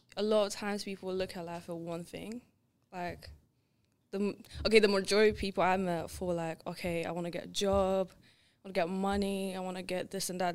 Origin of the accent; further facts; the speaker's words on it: Lithuania; English is a second language; now in England; growing up in Lithuania